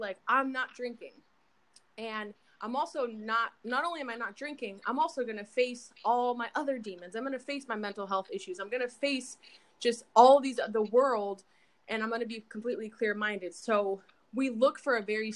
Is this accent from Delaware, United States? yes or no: no; Apple Valley, California, United States; I grew up in Apple Valley, California